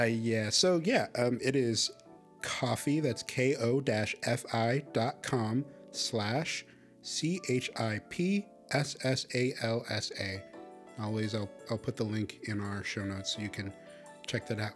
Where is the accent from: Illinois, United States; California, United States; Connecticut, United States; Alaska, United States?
Illinois, United States; Chicago; I grew up in Chicago